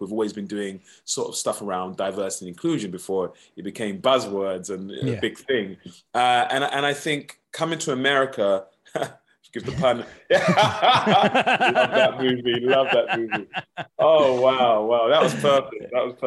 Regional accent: United Kingdom; moved away as an adult; now in Los Angeles, United States; I'm a Brit

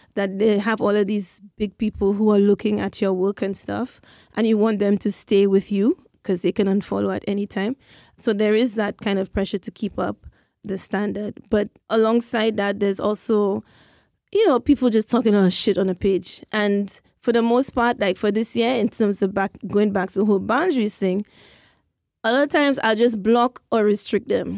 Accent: St. Lucia; moved away; that's what we say in St. Lucia

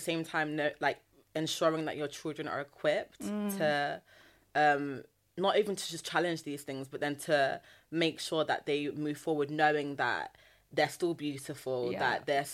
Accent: Nottingham, East Midlands, United Kingdom; I'm also from the Midlands. I'm from Nottingham. Yeah. I'm not from London.

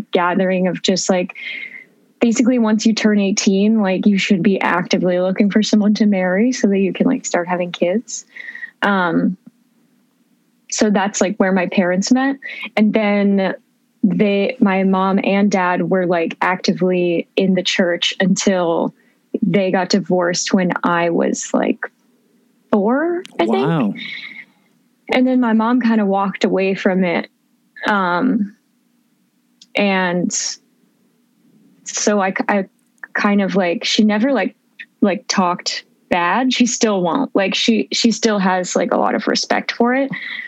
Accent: Phoenix, Arizona, United States; also born or lived in Portland; I mostly grew up in Arizona. So I grew up in Phoenix with my brother and my mom

